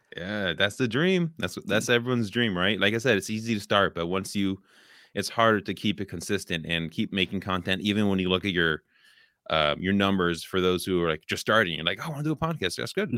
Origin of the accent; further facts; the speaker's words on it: Oakland, California, United States; I grew up in California